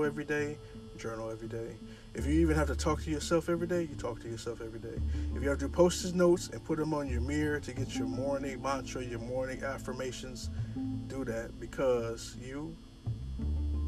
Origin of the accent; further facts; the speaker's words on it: Toledo, Ohio, United States; moved away; back in my hometown, I'm from Toledo, Ohio